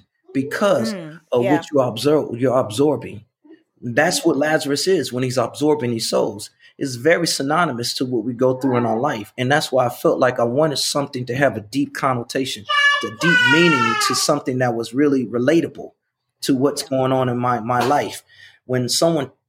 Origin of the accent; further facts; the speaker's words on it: Chicago, Illinois, United States; I'm from Chicago